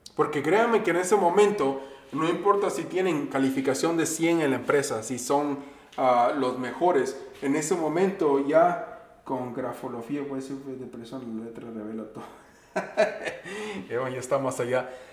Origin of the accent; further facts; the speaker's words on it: Veracruz, Mexico; now in Minnesota, United States; yo vivo en Minnesota y voy mucho a México, soy veracruzano